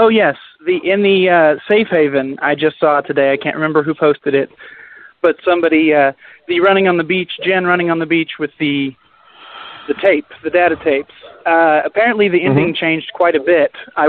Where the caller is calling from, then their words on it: Oklahoma City, Oklahoma, United States; This is … from Oklahoma City.